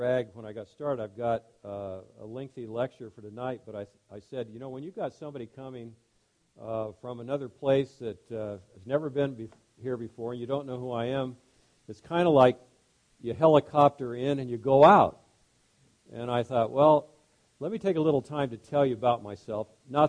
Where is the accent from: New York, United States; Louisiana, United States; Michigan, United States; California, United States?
California, United States; Los Angeles; 76 years old, and so I'm progressing along the way. I was born in Los Angeles, California.